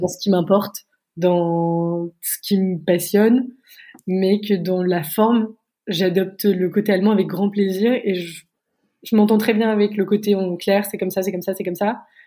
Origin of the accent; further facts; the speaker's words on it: France; moved away as an adult; now in Berlin, Germany; en tant que Français